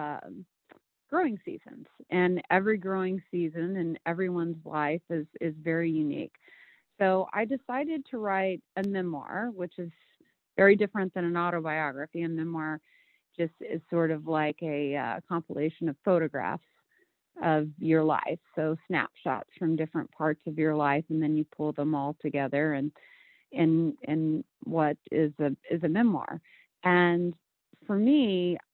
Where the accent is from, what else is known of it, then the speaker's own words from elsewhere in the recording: rural Illinois, United States; everything that I had done throughout my childhood was preparing me to leave rural America